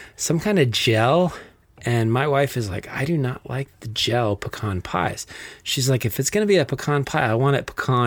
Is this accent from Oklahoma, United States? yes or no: no; Flagstaff, Arizona, United States; Growing up in Flagstaff, at least during my high school